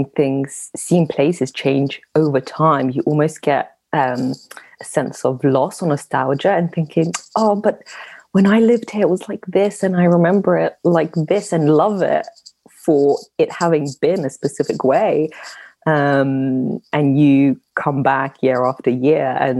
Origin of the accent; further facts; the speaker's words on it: London, United Kingdom; moved away as an adult; also born or lived in Russia / France / Munich; I moved to London, and my adolescence and my youth was spent in London